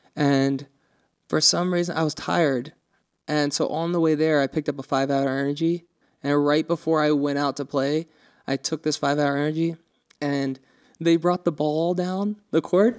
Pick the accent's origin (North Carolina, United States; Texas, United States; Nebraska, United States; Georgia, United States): North Carolina, United States; moved away; also born or lived in Montana; we were from there